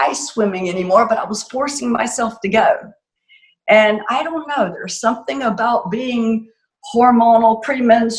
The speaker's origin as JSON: {"language": "English", "region": "Florida", "country": "United States", "moved": "yes", "said": "I'm from Florida originally"}